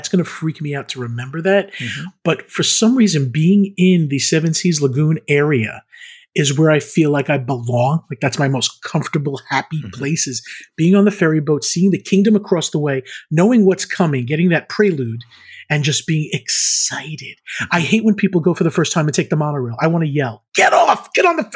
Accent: Long Island, New York, United States; I grew up in Long Island, New York

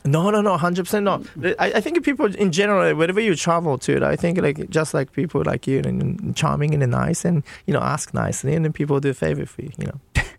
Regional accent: Nagano, Japan; moved away; I'm from Nagano

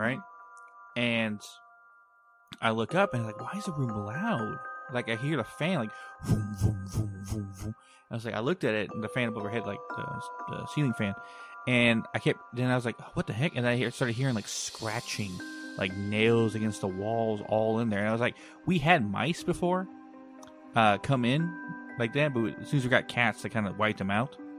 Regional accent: Texas, United States; my hometown

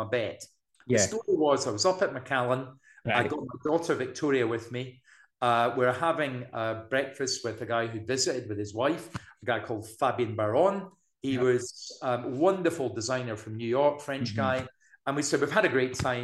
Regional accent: Scotland, United Kingdom; also born or lived in Blairgowrie; I'm Scottish. I live in Blairgowrie.

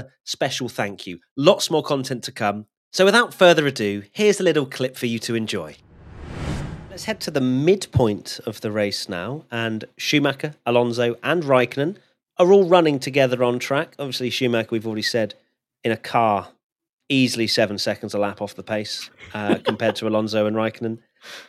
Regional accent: United Kingdom; We're British

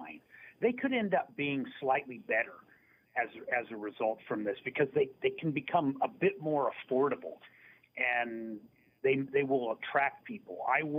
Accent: Dayton, Ohio, United States; I grew up near Dayton, Ohio, which, you know, the Midwest version of Binghamton.

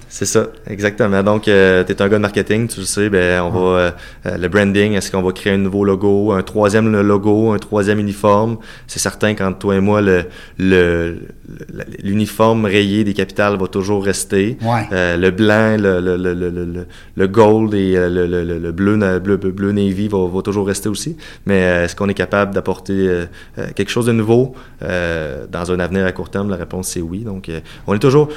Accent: Cap-Saint-Ignace, Quebec, Canada; also born or lived in Saint-Jean-Chrysostome, Lévis; je suis né à Cap-Saint-Ignace, tout près de Montmagny

